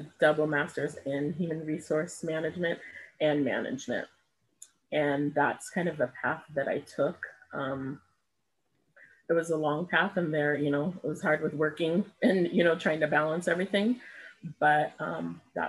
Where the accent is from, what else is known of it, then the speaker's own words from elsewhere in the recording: Pasadena, California, United States; I was born and raised in Pasadena, California